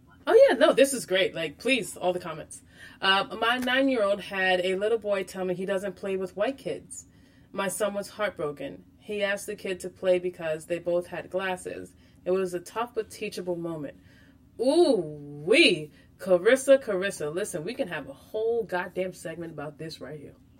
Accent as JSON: {"language": "English", "town": "Freeport", "region": "New York", "country": "United States", "tie": "born or raised there", "said": "I grew up on Long Island um, in New York, in Freeport"}